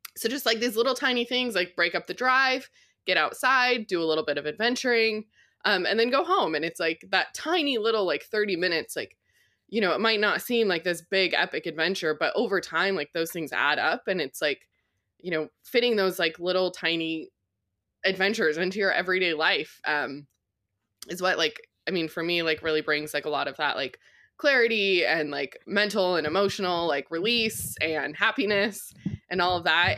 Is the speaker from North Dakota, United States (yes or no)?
no; Colorado, United States; I grew up in Colorado